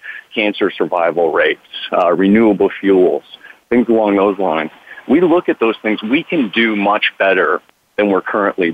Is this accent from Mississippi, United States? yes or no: no; Central New York, United States; moved away as an adult; now in California, United States; I'm from Central New York originally, and it's only once I moved to California, like 15 years ago